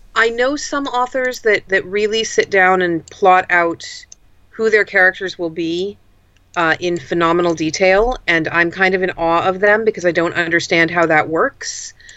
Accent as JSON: {"language": "English", "country": "United States", "also_born_or_lived": "Pacific Northwest / Berkeley, California", "said": "I'm an American urban fantasy author based out of the Pacific Northwest"}